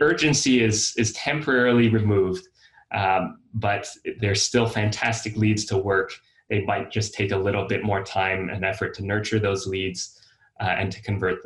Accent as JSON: {"language": "English", "town": "Austin", "region": "Texas", "country": "United States", "said": "I'm from Austin"}